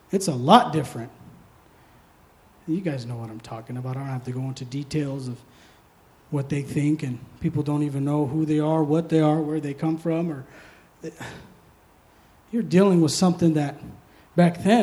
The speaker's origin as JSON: {"language": "English", "region": "East Coast", "country": "United States", "said": "I'm from the East Coast. I'm an old guy."}